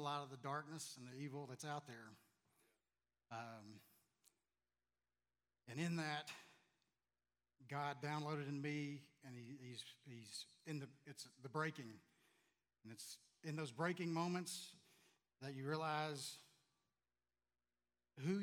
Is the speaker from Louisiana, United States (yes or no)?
yes; Louisiana, United States; moved away; I was born and raised in Louisiana, so I don't have very good command of the English language.